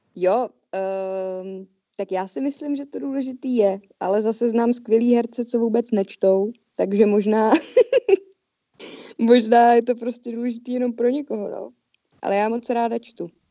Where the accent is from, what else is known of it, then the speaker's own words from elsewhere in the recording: Czechia; jako Češi